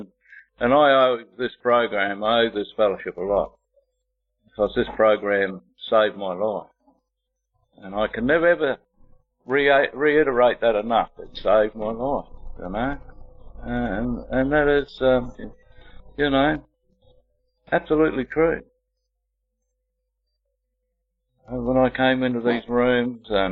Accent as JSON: {"language": "English", "town": "Sydney", "region": "New South Wales", "country": "Australia", "tie": "born or raised there", "said": "I was born in Sydney to parents Yvonne and my father Don"}